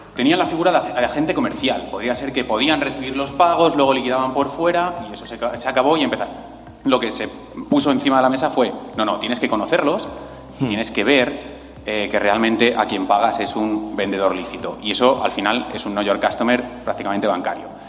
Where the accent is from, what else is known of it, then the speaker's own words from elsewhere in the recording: Spain; yo que soy español